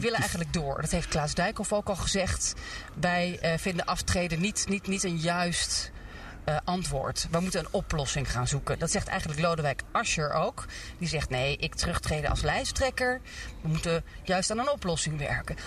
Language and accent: Dutch; Netherlands; als Nederlanders